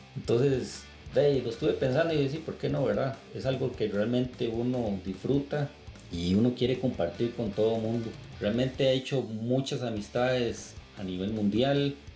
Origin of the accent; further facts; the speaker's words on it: Costa Rica; soy de Costa Rica